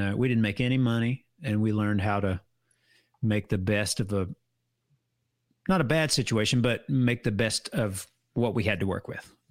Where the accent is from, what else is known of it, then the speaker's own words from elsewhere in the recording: United States; I'm an American through and through, but while my heritage is, is Irish